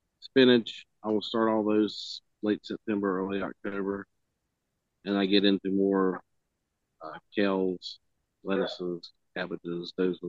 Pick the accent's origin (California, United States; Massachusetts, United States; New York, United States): California, United States; I'm from California. We know what bread is supposed to taste.